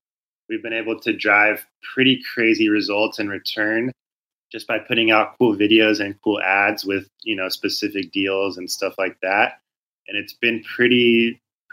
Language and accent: English; Southern California, United States; I grew up in Southern California